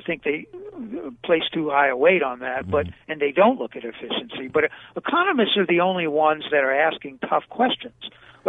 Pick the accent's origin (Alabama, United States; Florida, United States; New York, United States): New York, United States; New York City; now in Arizona, United States; Well, I grew up in Brooklyn.